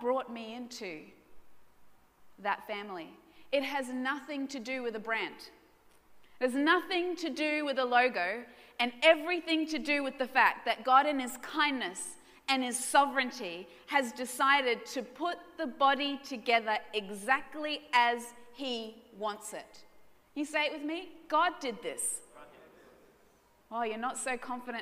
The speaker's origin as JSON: {"language": "English", "town": "Brisbane", "region": "Queensland", "country": "Australia", "tie": "born or raised there", "said": "Now, I was raised in Brisbane suburbs."}